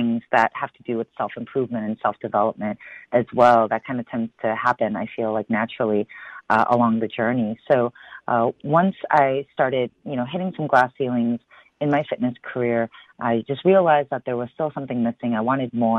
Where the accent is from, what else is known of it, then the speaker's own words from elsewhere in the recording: Chicago, Illinois, United States; I was born and raised in Chicago